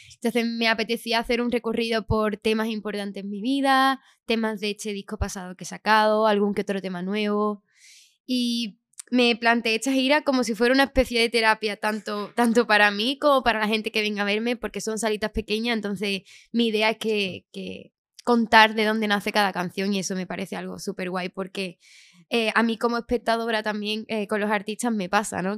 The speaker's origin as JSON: {"language": "Spanish", "town": "Chiclana de la Frontera", "region": "Andalusia", "country": "Spain", "moved": "yes", "lives_now": "Madrid, Spain", "said": "yo soy de Chiclana, aunque ahora estoy viviendo aquí en Madrid."}